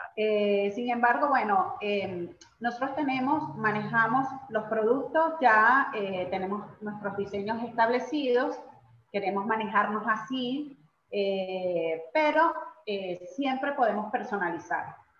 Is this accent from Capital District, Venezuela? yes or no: yes; Caracas, Capital District, Venezuela; moved away as an adult; also born or lived in Guatire, Venezuela; now in Argentina; somos nacimos y todo en Caracas, pero bueno, posteriormente, pues que nos casamos, nos tocó vivir en Guatire un tiempo hasta que posteriormente nos vinimos para acá, para Argentina